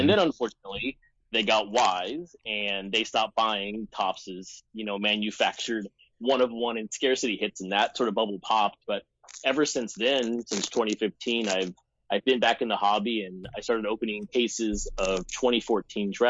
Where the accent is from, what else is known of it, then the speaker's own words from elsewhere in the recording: Texas, United States; now in Seattle, United States; I'm from Texas